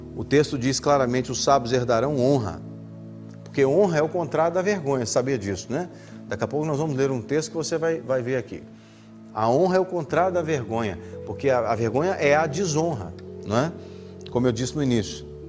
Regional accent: Brazil; moved away as an adult; now in Portugal; Eu sou brasileiro. Eu sou brasileiro.

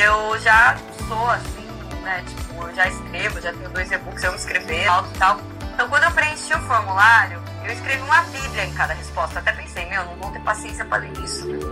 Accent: Campinas, São Paulo, Brazil; moved away as an adult; now in Santos, Brazil; 2020 é meu décimo ano aqui morando em Santos, eu que sou natural de Campinas

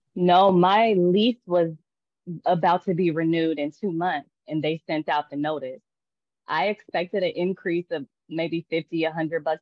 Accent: Tulsa, Oklahoma, United States; born or raised there; moved away as an adult; also born or lived in Dallas, Texas; now in Puerto Vallarta, Mexico

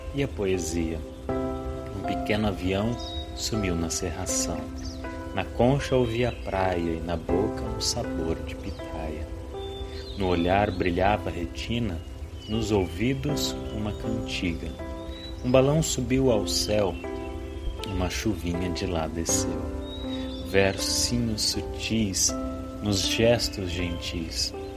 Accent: Jales, São Paulo, Brazil; Sou natural da cidade de Jales, no interior de São Paulo

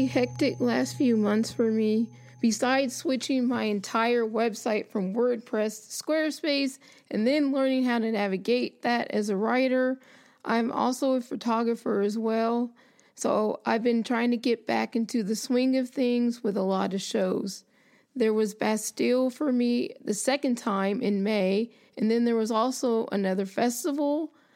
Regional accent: United States; being an American

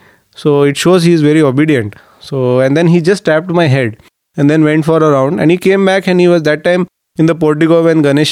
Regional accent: Mumbai, Maharashtra, India; I am from Bombay.

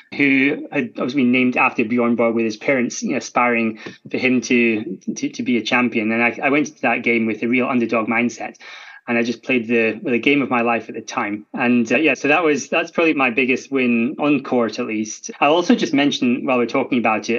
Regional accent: Scotland, United Kingdom; I'm Scottish, and you can tell from my accent.

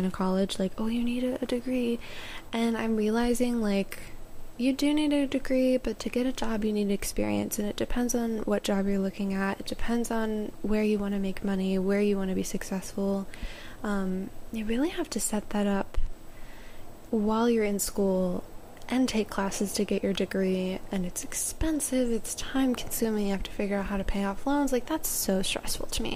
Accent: Maryland, United States; moved away; Back home in Maryland, I would go down to my hometown, like downtown area, and sit on the water

